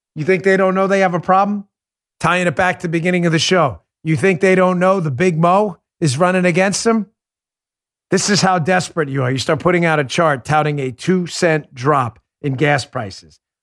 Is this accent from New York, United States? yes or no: yes; New York, United States; growing up in New York